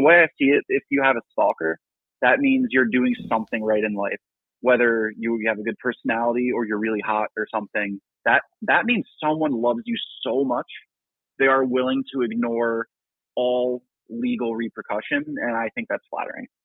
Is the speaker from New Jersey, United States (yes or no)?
yes; New Jersey, United States; I was born in New Jersey